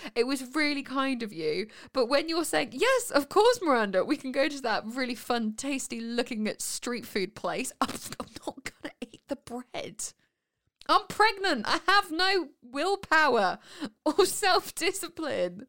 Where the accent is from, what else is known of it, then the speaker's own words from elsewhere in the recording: Winchester, South East England, United Kingdom; we're from Winchester, which is down south